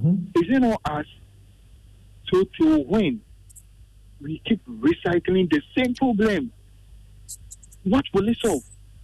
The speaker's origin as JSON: {"language": "English", "country": "Ghana", "said": "I am the Ghanaian. I am the citizen."}